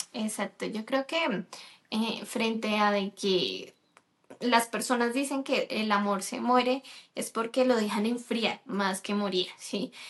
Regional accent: Colombia; moved away as an adult; also born or lived in United States; yo eh, nací en Colombia, resido actualmente aquí en Colombia

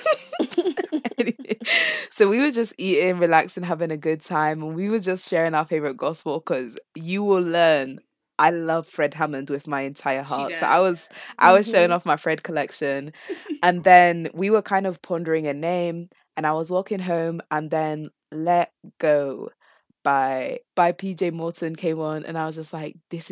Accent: Zambia; now in York, United Kingdom; I'm originally from Zambia, but now I live in York

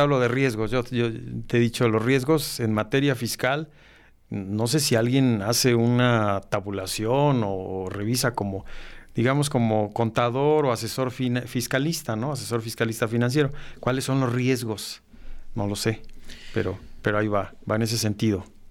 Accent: Mexico

